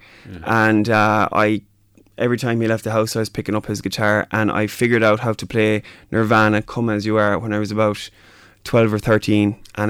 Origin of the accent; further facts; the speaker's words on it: Mayo, Connacht, Ireland; moved away as an adult; also born or lived in Dubai / Doha; I'm from Mayo.